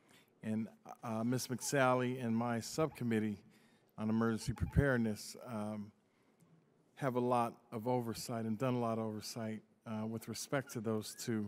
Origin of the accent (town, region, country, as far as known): Newark, New Jersey, United States; born or raised there